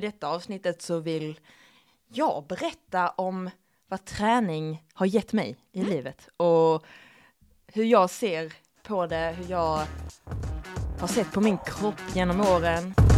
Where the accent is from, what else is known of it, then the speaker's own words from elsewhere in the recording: Skåne, Sweden; accent: Skånska; jag överdriver min skånska